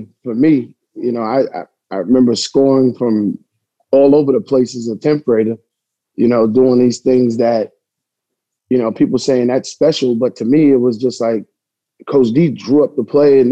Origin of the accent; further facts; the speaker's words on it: New Rochelle, New York, United States; I was born in New Rochelle